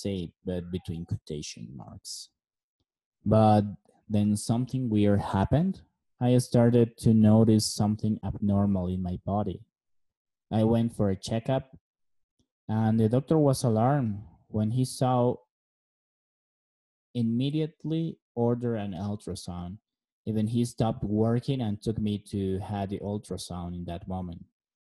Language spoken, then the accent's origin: English; La Paz, Bolivia; moved away; also born or lived in Beijing, China / Cochabamba, Bolivia; I am from La Paz, Bolivia. I was born in 1986. I have a beautiful Filipina wife and two handsome sons. I live most of my life in my hometown.